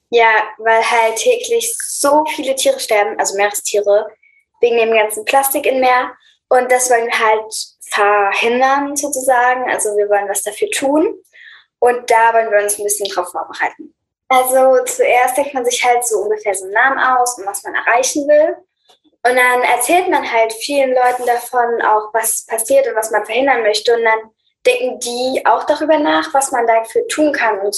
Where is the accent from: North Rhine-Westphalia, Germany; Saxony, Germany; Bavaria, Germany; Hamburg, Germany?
Saxony, Germany; Leipzig; wir sind elf und zwölf Jahre alt und wir kommen aus Leipzig.